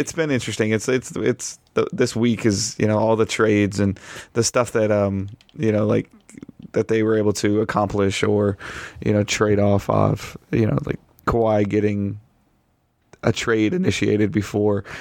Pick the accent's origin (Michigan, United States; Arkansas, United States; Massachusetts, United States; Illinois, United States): Michigan, United States; Detroit; I've been born and raised in Detroit